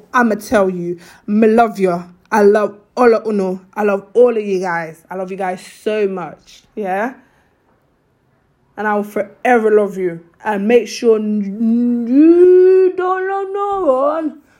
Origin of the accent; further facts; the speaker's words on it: Sierra Leone; I'm from Sierra Leone